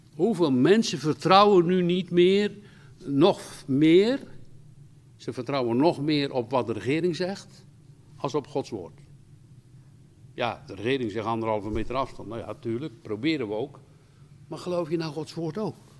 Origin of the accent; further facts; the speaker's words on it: Rotterdam, South Holland, Netherlands; Ik kom uit Rotterdam.